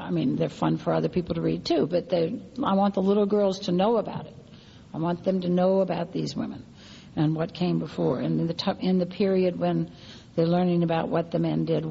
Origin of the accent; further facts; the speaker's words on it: New Orleans, Louisiana, United States; my hometown all too well after Katrina